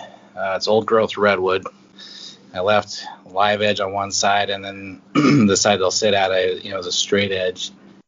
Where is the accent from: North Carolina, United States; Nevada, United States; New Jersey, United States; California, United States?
Nevada, United States; Northern; I grew up in Northern Nevada. We were about 80 miles from Reno, and I grew up on a alfalfa farm